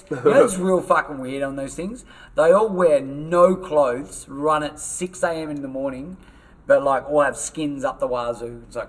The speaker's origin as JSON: {"language": "English", "town": "Paralowie", "region": "South Australia", "country": "Australia", "said": "We're from Paralowie."}